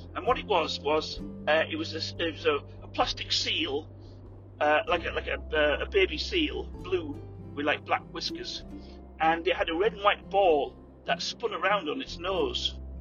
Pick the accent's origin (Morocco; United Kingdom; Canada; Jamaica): United Kingdom; England; moved away; we were in England